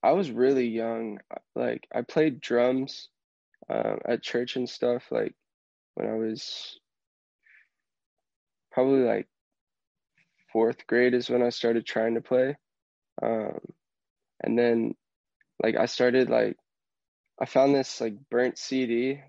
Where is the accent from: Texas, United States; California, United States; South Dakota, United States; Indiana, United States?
Texas, United States; Houston; Growing up in Houston